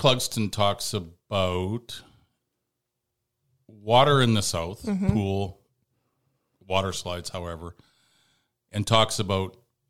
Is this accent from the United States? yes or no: no; Ralston, Alberta, Canada; I grew up in Ralston.